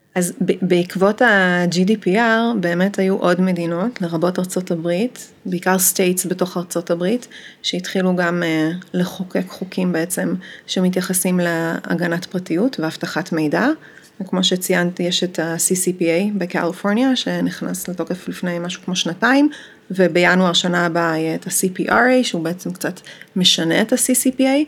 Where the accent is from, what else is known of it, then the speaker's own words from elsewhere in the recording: Amsterdam, North Holland, Netherlands; moved away as an adult; now in Israel; אני גרתי באמסטרדם מגיל שמונה, ועשיתי שם אה, תואר ראשון ותואר שני, ואחרי התואר השני אה, עליתי לארץ